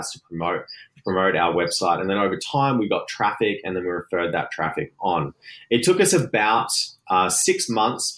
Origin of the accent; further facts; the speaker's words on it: Gold Coast, Queensland, Australia; now in Vancouver, Canada; I'm from the Gold Coast in Australia, which is right near Brisbane